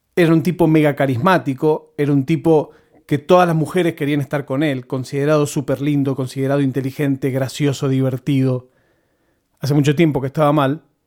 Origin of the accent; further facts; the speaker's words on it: Buenos Aires, Argentina; latiguillos que usamos los porteños